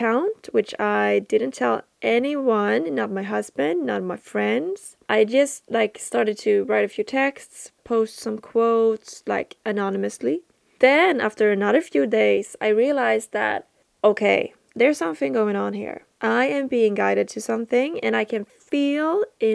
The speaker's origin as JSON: {"language": "English", "country": "Sweden", "tie": "born or raised there", "said": "since I'm from Sweden. And I'm 25 years old in my human earth age. Not sure how old I am in my spirit, in my soul. And I live out in the countryside, in Sweden, south of Sweden. And I grew up in the countryside."}